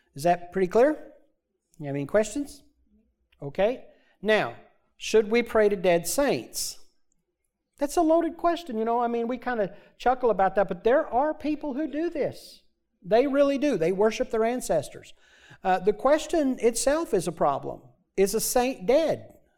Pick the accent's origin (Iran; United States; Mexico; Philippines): United States; also born or lived in Michigan; I grew up in Missouri and Arkansas states away from my entire family